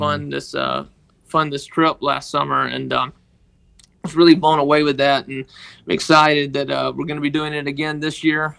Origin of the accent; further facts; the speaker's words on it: Tishomingo, Mississippi, United States; I was born and raised in, uh, Tishomingo, Mississippi